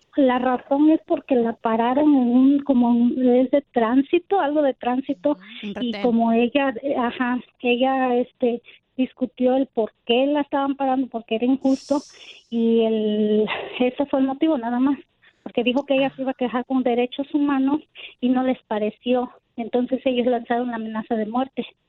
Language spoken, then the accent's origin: Spanish; Guerrero, Mexico; moved away; nosotros somos de Guerrero